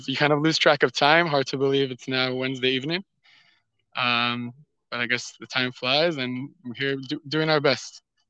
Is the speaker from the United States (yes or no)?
no; Gush Etzion, West Bank, Israel; I grew up in Gush Etzion, and after 2 years at Gush, I drafted, continued to officer's course, and after 4 years of service